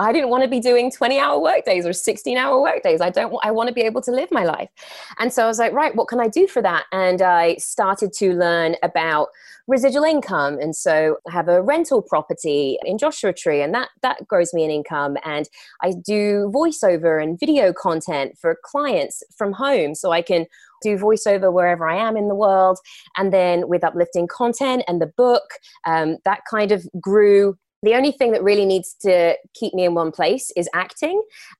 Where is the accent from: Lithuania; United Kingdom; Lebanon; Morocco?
United Kingdom; England; now in Los Angeles, United States; But no, you are right. I'm from England.